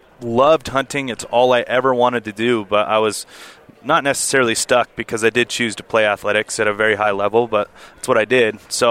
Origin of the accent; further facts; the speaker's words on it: Las Vegas, Nevada, United States; I'm from Las Vegas, Nevada, born and raised, lived there my entire life. So I grew up in the city, one of the biggest cities, craziest cities there is. My family is in business background in the, you know, Las Vegas Valley. Been in the casino industry for a long time